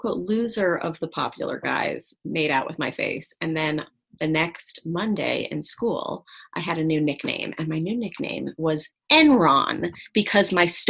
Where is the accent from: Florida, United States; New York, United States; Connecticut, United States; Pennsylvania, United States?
New York, United States; Yeah, Upper East Side.